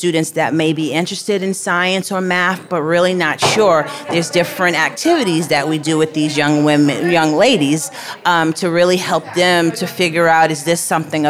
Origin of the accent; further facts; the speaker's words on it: New York City, New York, United States; I grew up in the Bronx